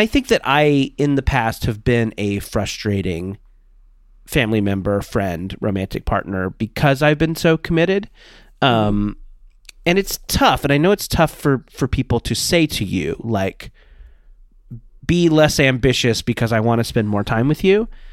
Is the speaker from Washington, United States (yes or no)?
no; Orange County, California, United States; I grew up in Orange County, California.